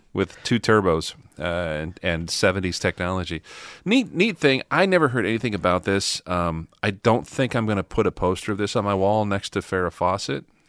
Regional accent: Midwest, United States; growing up in the Midwest as a kid

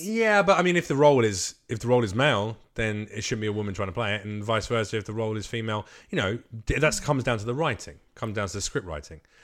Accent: England, United Kingdom; I was raised in England, but I'm Macedonian.

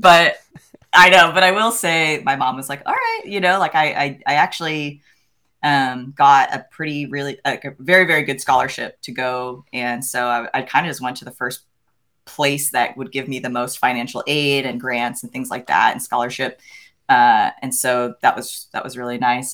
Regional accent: the Poconos, Pennsylvania, United States; I grew up in Pennsylvania in an area called the Poconos

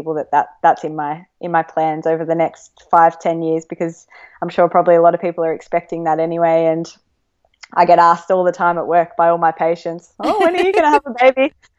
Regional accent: Australia; I think all Australian runners probably follow the American scene

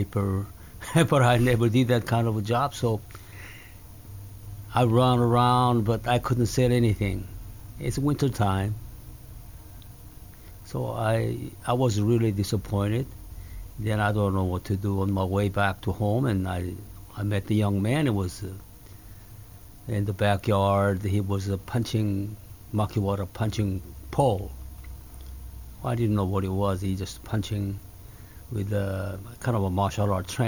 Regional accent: Seoul, South Korea; English is a second language; moved away; also born or lived in Masan, South Korea; when I come back to Seoul from the Busan area, Masan area, then I was attending fifth grade again.

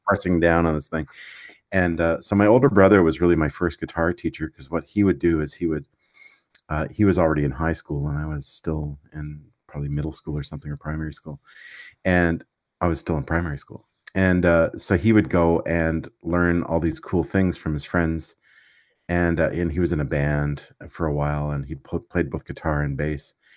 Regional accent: Quebec, Canada; I grew up in Quebec, so I speak French

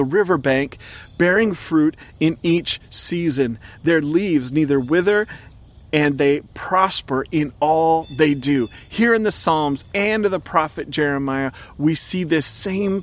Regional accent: Oregon, United States; I grew up in Oregon.

